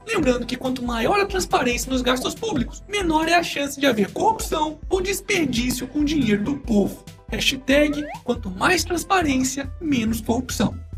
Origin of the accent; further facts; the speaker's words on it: Brazil; somos nós brasileiros